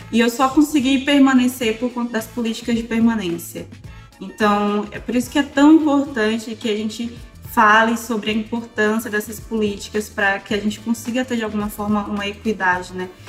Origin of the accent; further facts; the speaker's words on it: Maranhão, Brazil; moved away; also born or lived in Santa Catarina; do Maranhão, que é de onde eu nasci